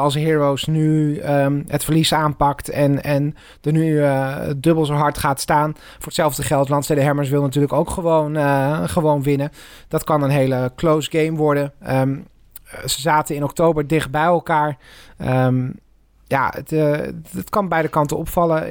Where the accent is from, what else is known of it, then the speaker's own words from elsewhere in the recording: Netherlands; in ons kleine landje